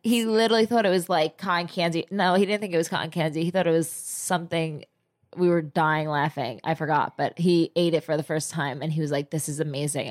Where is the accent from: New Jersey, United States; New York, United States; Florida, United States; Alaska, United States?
New Jersey, United States; moved away; I'm from Jersey